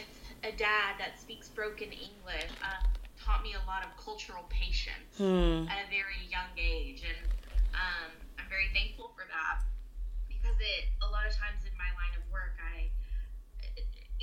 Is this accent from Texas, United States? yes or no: yes; Houston, Texas, United States; now in Austin, United States; I grew up in a North Houston suburb